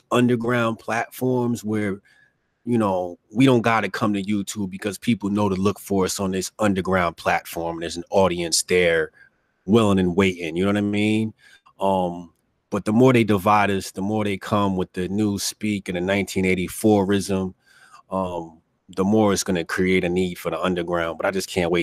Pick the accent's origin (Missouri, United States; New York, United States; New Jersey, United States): New Jersey, United States; I'm from Jersey.